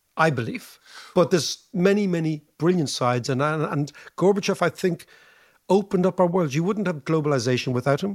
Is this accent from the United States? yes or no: no; Ireland